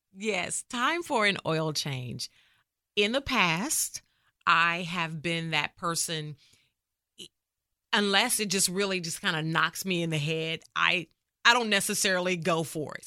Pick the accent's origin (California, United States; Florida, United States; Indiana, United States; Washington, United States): Indiana, United States; Indianapolis; moved away as an adult; now in McKinney, United States; I am born and raised in Indianapolis, Indiana, but I got to Texas as soon as I could